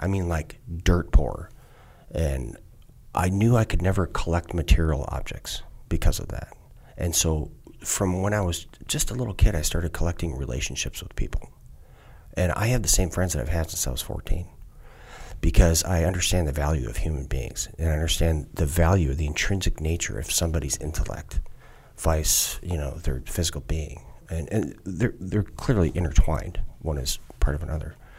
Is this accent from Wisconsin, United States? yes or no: yes; southeastern Wisconsin, United States; born or raised there; also born or lived in Minneapolis, Minnesota / Luverne, Minnesota